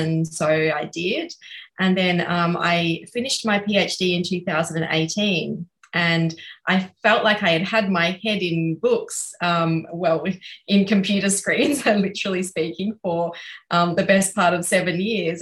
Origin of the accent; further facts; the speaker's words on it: Australia; I'm speaking as a white Australian